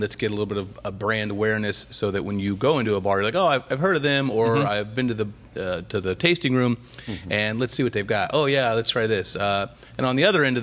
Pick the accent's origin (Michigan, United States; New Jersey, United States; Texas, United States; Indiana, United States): Indiana, United States; also born or lived in Ohio; now in Florida, United States; I was born in Ohio, okay. Raised mostly in Indiana, and then I've been in Florida longer than I was in Indiana now.